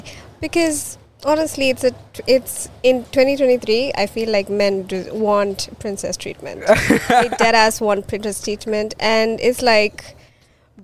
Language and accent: English; Zanzibar, Tanzania; born, raised, brought up, everything, Zanzibari.